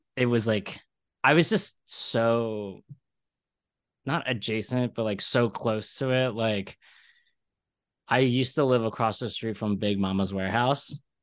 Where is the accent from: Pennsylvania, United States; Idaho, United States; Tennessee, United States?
Pennsylvania, United States; Ridley; moved away as an adult; also born or lived in Philadelphia; now in New York, United States; I grew up in Philly, or Falco